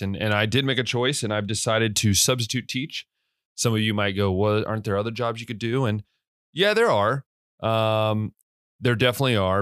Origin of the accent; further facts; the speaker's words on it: West Liberty, Ohio, United States; moved away as an adult; also born or lived in Hungary; I'm from West Liberty, Ohio. I'm from a small town in Ohio